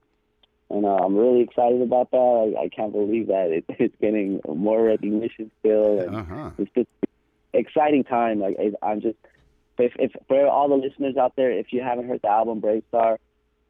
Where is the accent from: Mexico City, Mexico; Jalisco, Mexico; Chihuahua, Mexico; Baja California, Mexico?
Chihuahua, Mexico; Copper Canyon; now in Texas, United States; from Copper Canyon.